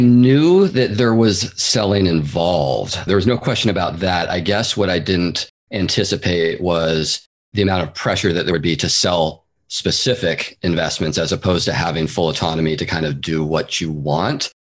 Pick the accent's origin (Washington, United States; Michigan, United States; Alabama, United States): Washington, United States; Seattle; moved away as an adult; now in San Francisco Bay Area, United States; I'm originally from the Pacific Northwest. I grew up in the east side of Seattle, actually. And then I moved down to the Bay Area in 2004, where I've been ever since and still am today